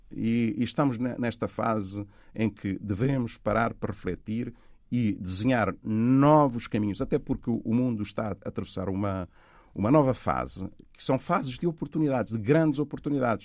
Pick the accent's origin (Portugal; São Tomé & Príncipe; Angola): Angola; moved away; also born or lived in Cape Verde; Cabo Verde, onde eu nasci, Angola, onde eu cresci